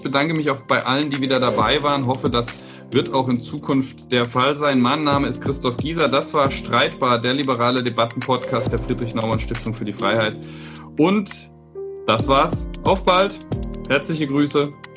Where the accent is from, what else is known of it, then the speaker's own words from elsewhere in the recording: southwest Germany, Germany; moved away; ich komme ja aus dem Südwesten Deutschlands ursprünglich